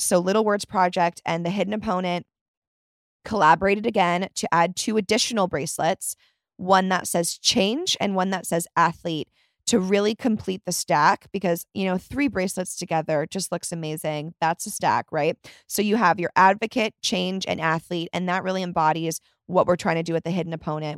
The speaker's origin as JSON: {"language": "English", "town": "Chicago", "region": "Illinois", "country": "United States", "tie": "born or raised there", "said": "I was born in Chicago."}